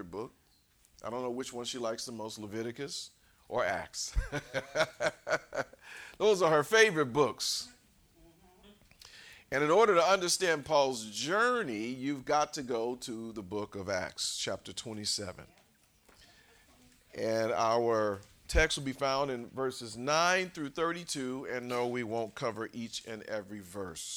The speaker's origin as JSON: {"language": "English", "town": "Los Angeles", "region": "California", "country": "United States", "tie": "born or raised there", "said": "I grew up in South Central"}